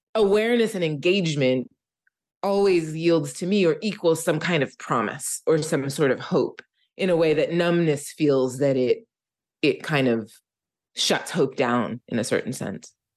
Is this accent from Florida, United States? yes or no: no; Philadelphia, Pennsylvania, United States; I am from Philadelphia, and I grew up in Philadelphia